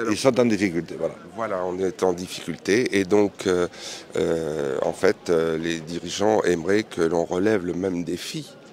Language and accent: French; Béarn, Nouvelle-Aquitaine, France; first language Béarnais; French is a second language; moi j'avais six ans quand j'ai appris le français, je parlais l'espagnol parce que papa m'a mené en Espagne pour garder les brebis et j'apprenais euh, le, béarnais parce que chez nous on parlait toujours béarnais